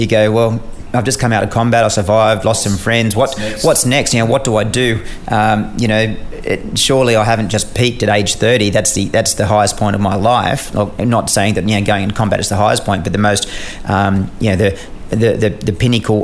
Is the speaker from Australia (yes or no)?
yes; Australia; I ended up as an Australian officer embedded in a US squadron